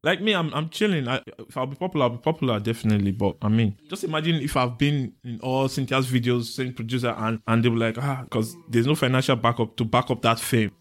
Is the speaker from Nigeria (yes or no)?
yes; Benin City, Edo, Nigeria; growing up in Benin